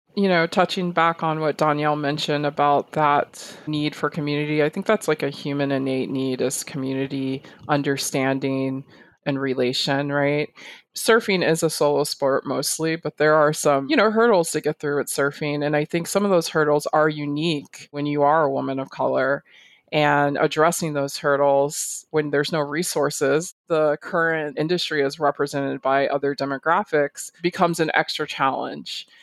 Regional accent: Miami, Florida, United States; I was born and raised in the state of Florida

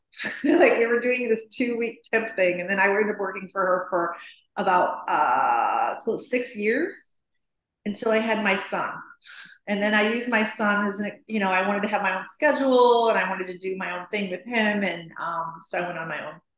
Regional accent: Chicago, Illinois, United States; moved away as an adult; also born or lived in Nashville, Tennessee / Los Angeles; I grew up in Chicago, and um, my dad's an art was art teacher

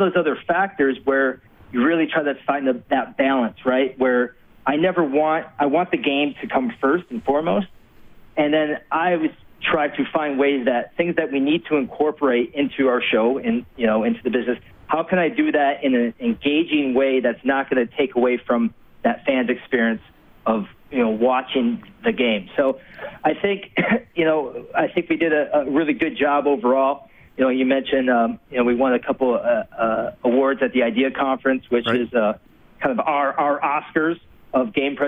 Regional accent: United States; moved away as an adult; also born or lived in Edmonton, Canada; being an American

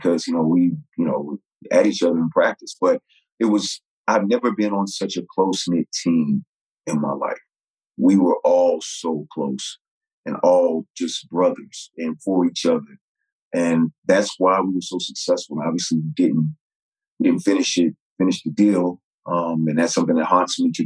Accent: Virginia, United States; I was a Chicago Bears fan growing up in Virginia

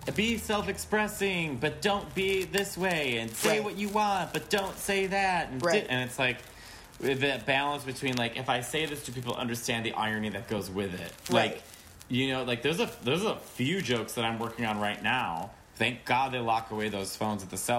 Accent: Chicago, Illinois, United States; "Where are you from?" I said, "Chicago."

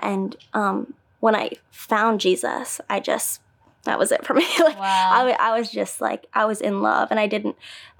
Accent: Indiana, United States; I grew up in Indiana

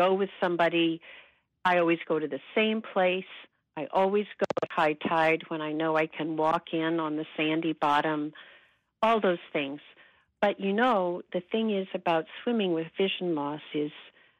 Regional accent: United States; moved away as an adult; also born or lived in Massachusetts; now in Vancouver, Canada; I was born in the States

